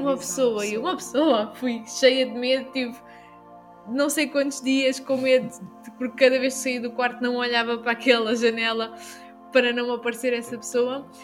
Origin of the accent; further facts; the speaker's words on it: Algarve, Portugal; nós estamos aqui e somos né, do Algarve.